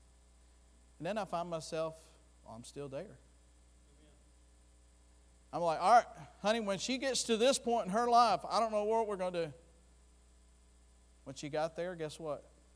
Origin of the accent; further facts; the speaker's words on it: Florida, United States; I'm from Florida